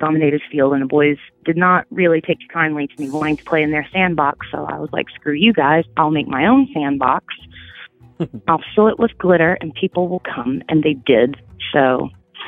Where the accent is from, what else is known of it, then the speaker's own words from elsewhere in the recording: Memphis, Tennessee, United States; moved away as an adult; now in Nashville, United States; I live in Nashville right now. I am originally from Memphis, Tennessee